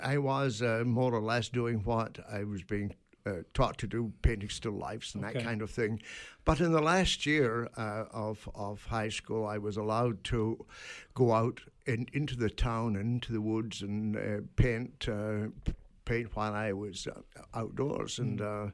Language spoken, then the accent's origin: English; Scotland, United Kingdom; now in Brooklin, United States; When I look west from my hometown, I see the island of Arran and Ailsa Craig.